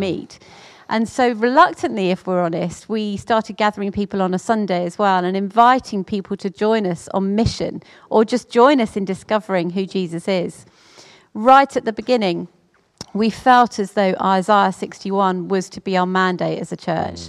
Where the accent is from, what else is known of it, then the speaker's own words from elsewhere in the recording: Orpington, London, United Kingdom; I was brought up in Orpington with, uh, my mum, my dad, my sisters